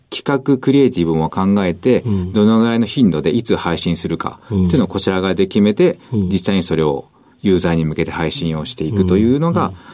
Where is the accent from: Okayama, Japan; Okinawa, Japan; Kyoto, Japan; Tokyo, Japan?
Okayama, Japan; 岡山県です